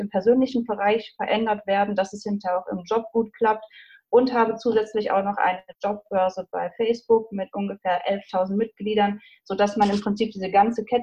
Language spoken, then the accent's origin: German; Iserlohn, North Rhine-Westphalia, Germany